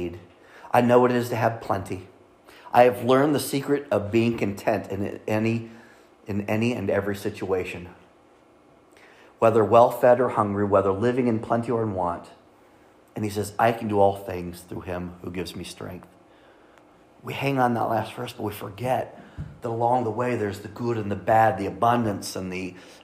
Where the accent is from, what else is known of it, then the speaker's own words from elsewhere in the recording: Kansas City, Missouri, United States; we're from Kansas City